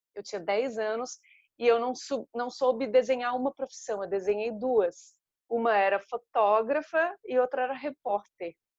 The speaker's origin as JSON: {"language": "Portuguese", "town": "Florianópolis", "region": "Santa Catarina", "country": "Brazil", "moved": "yes", "said": "eu sou de Florianópolis, em Santa Catarina"}